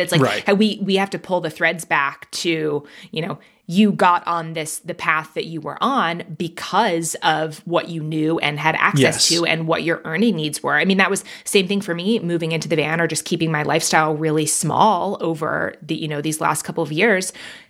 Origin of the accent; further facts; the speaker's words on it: Manhattan, New York, United States; also born or lived in London, United Kingdom; I grew up in Manhattan and in London, to have the money to buy a home in a place like that, that's just wild.